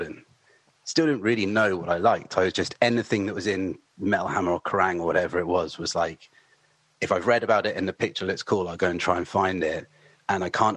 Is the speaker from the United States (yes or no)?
no; near Southampton, Hampshire, South East England, United Kingdom; as a kid growing up near Southampton